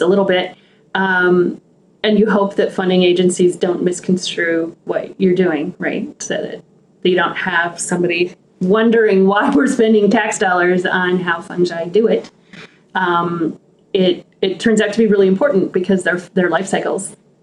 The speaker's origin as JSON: {"language": "English", "town": "Helena", "region": "Montana", "country": "United States", "tie": "born or raised there", "said": "I grew up in Montana on the eastern slopes of the Rockies in the capital city of Montana."}